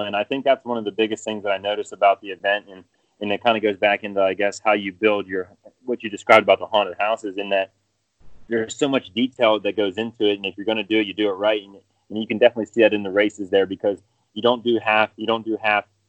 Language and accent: English; central Pennsylvania, United States; now in Greensboro area, United States; I was about 3 hours from there uh, towards the center part of the state